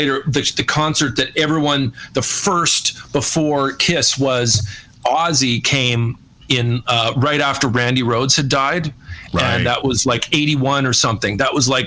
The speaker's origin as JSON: {"language": "English", "town": "Winnipeg", "region": "Manitoba", "country": "Canada", "tie": "born or raised there", "moved": "yes", "said": "I grew up in Winnipeg"}